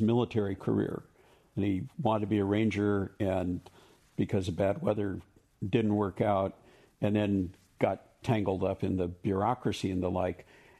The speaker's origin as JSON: {"language": "English", "region": "California", "country": "United States", "said": "I'm from California."}